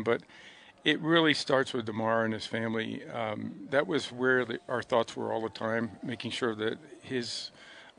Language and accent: English; Western New York, United States; I'm from Western New York